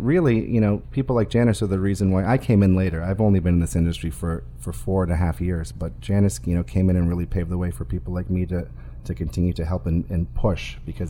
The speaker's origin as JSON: {"language": "English", "region": "Massachusetts", "country": "United States", "tie": "born or raised there", "also_born_or_lived": "Florida", "moved": "yes", "lives_now": "California, United States", "said": "I'm born and raised in Massachusetts. I was living in Florida at the time"}